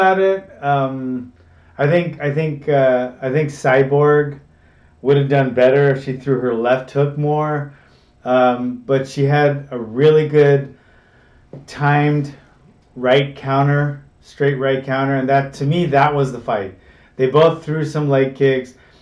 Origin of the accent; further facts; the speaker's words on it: Hawaii, United States; since I was a little kid growing up in Hawaii